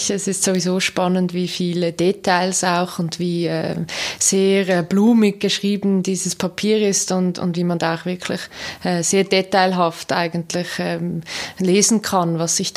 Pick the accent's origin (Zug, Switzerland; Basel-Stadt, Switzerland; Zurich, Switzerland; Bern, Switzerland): Zug, Switzerland; ich bin ja in Zug aufgewachsen, das heißt, ich habe diese Geschichte immer wieder auch gehört.